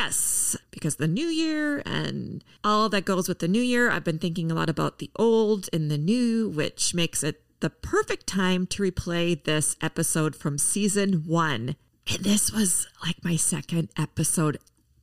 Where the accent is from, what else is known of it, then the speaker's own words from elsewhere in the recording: Minneapolis, Minnesota, United States; here in my hometown of Minneapolis